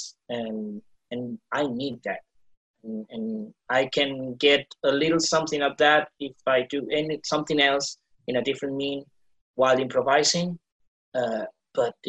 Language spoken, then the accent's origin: English; Argentina; now in Madrid, Spain; from Argentina, but currently living in Madrid.